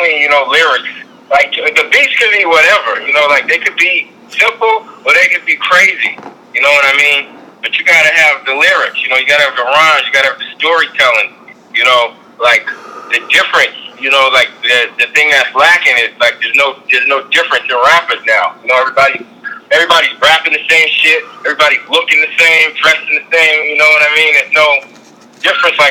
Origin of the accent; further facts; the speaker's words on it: Boston, Massachusetts, United States; I'm from Boston, Massachusetts, man. Born and raised. Dorchester